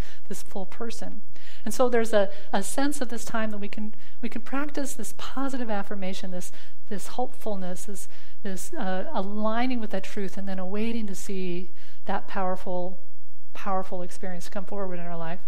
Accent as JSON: {"language": "English", "region": "Southwest United States", "country": "United States", "tie": "born or raised there", "also_born_or_lived": "Arizona", "moved": "as an adult", "lives_now": "Virginia, United States", "said": "I grew up in the Southwest and Southwest United States"}